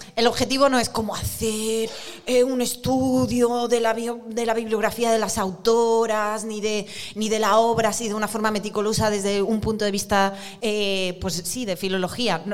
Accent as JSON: {"language": "Spanish", "region": "Basque Country", "country": "Spain", "said": "soy del País Vasco"}